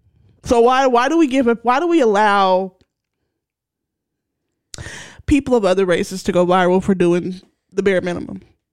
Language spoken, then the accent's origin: English; Philadelphia, Pennsylvania, United States; from Philly.